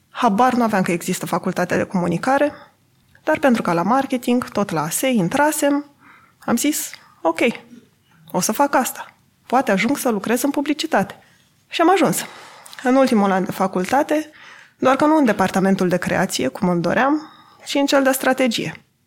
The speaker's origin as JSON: {"language": "Romanian", "town": "Adjud", "region": "Vrancea County", "country": "Romania", "tie": "born or raised there", "said": "M-am născut și am copilărit în Adjud, un oraș de 15.000 de locuitori din județul Vrancea."}